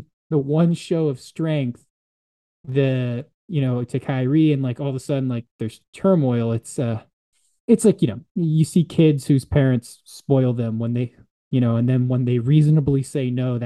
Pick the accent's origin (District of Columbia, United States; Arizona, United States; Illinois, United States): District of Columbia, United States; Washington; I'm from the Washington, D.C. area